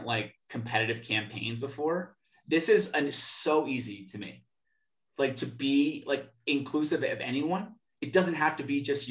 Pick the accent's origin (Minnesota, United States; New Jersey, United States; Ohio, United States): New Jersey, United States; moved away as an adult; also born or lived in New York; now in Denver, United States; growing up in New Jersey, living in New York for as long as I did, and you know, moving out here